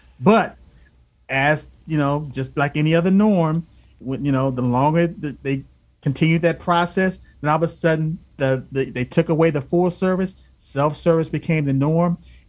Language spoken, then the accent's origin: English; Alabama, United States; I grew up in the South. {S0} Yes. {S1} I was born in Alabama.